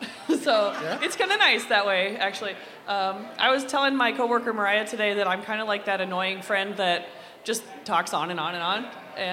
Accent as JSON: {"language": "English", "town": "Coralville", "region": "Iowa", "country": "United States", "said": "I'm technically from Coralville"}